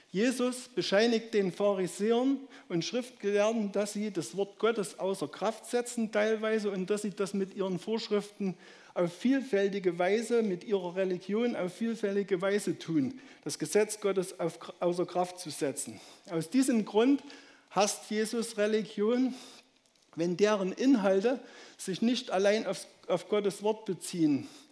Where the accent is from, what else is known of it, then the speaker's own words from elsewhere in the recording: Saxony, Germany; accent: Saxon; meinen sächsischen Dialekt